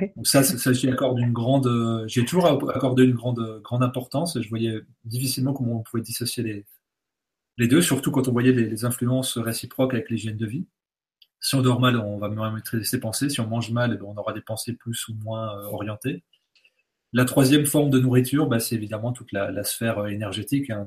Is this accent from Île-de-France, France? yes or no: no; Bourgogne-Franche-Comté, France; je viens de, de Franche-Comté, donc le fromage, c'est pléthorique. Mon, grand-père faisait du, lait en tant que cultivateur et éleveur